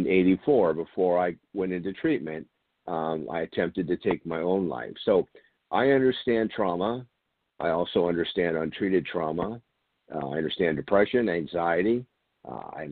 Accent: San Diego, California, United States; I grew up here in San Diego, still here in San Diego, California

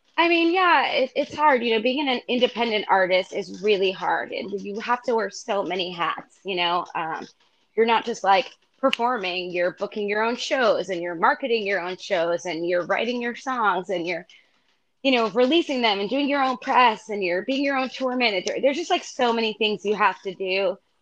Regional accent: Freehold, New Jersey, United States; moved away as an adult; also born or lived in Brooklyn, New York; now in New York City, United States; I grew up in Freehold, New Jersey

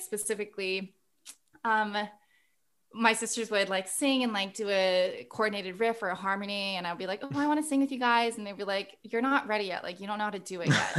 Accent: Guam; moved away; we were born and raised on Guam

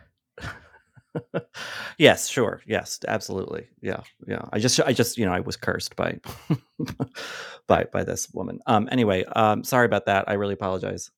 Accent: Boston, Massachusetts, United States; I grew up in Boston

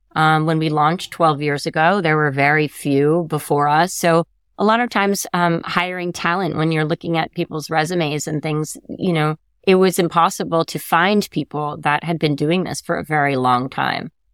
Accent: Connecticut, United States; I grew up in Connecticut

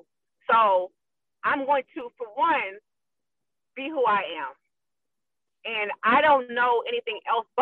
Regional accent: Ohio, United States; Even growing up in Ohio, people always say I talk white.

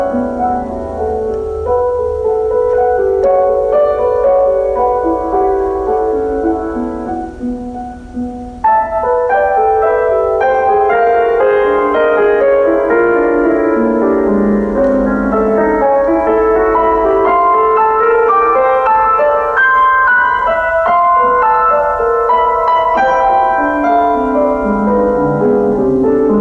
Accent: Auburn, New York, United States; my hometown of Auburn, New York.

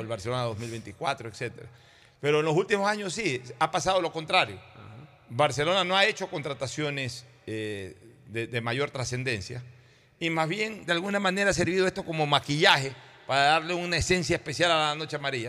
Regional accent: Guayaquil, Guayas, Ecuador; los guayaquileños sentíamos eso por sobre todas las cosas una solidaridad eh, eh, coterránea

